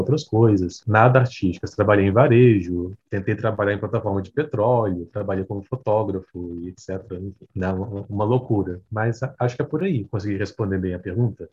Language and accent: Portuguese; Vitória, Espírito Santo, Brazil; now in São Paulo, Brazil; eu não sou de São Paulo, eu moro em São Paulo, né? Mas eu sou de Vitória, Espírito Santo.